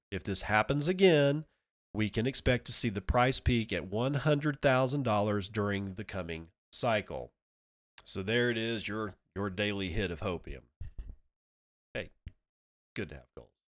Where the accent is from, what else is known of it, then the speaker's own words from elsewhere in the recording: Midland, Texas, United States; also born or lived in small town near Amarillo, Texas; I grew up in Midland